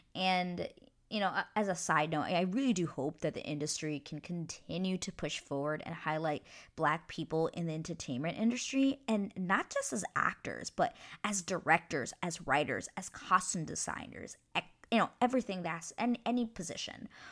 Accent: United States; now in New Westminster, Canada; I am an American citizen, but I do live in Canada

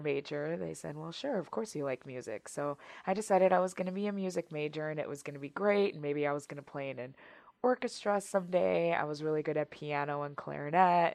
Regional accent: Wisconsin, United States; I'm born and raised um, in Wisconsin, so I've been here the majority of my life.

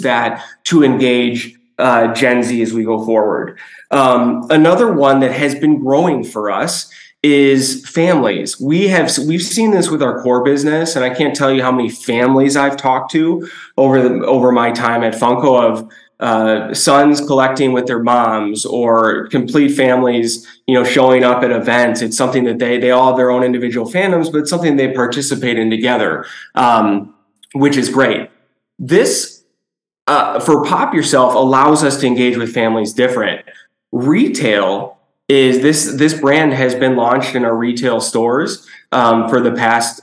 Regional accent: Chicago, Illinois, United States; I'm born and raised in Chicago, a kid in the 90s

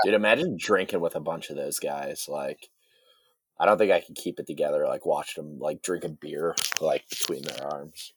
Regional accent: Midwest, United States; I grew up in the Midwest

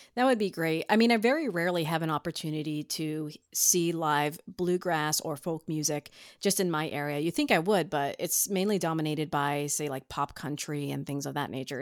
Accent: foothills of the Appalachians, Ohio, United States; I was raised in the, uh, foothills of the Appalachians

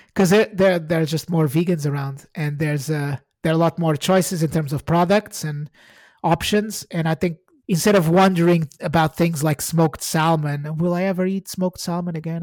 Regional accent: Portugal; moved away as an adult; now in United Kingdom; I'm Portuguese. I, I was born in Portugal and I came to the U K in two thousand and six

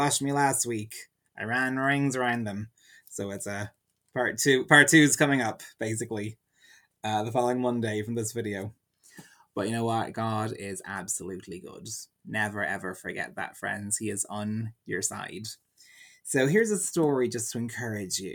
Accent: Ardee, County Louth, Ireland; my hometown is called Oha Urdia, Urdi, the town of Ferdia

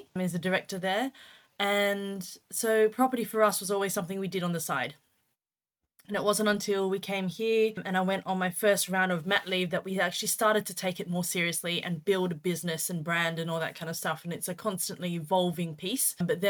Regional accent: Australia; moved away as an adult; now in United Kingdom; We started in Australia, which is where we're from. You could probably tell that the accent isn't as British as you'd probably find. So we started in Oz and we came to the UK in 2016.

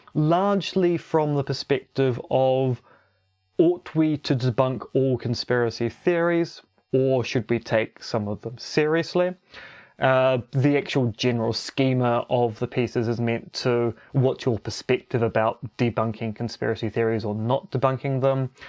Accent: New Zealand; also born or lived in Romania; being a New Zealander

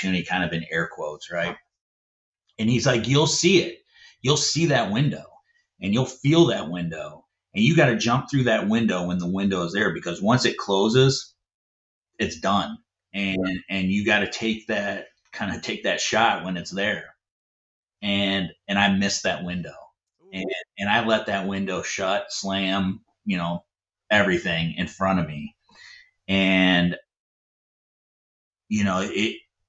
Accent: Ohio, United States; moved away; I'm from Ohio. My wife's from Ohio

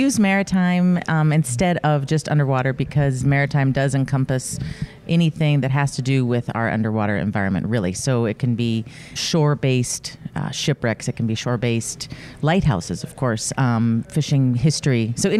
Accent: Montana, United States; also born or lived in North Carolina; now in Michigan, United States; I'm from Montana

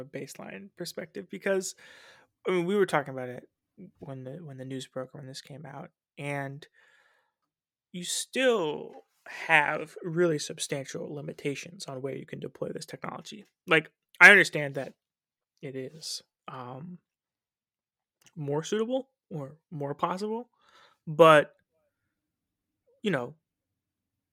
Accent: United States; as an American

